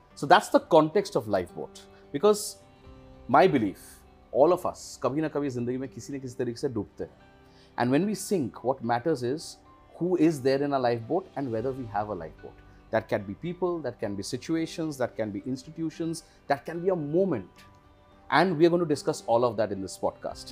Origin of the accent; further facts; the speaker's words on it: Kolkata, West Bengal, India; I was born and brought up in Calcutta.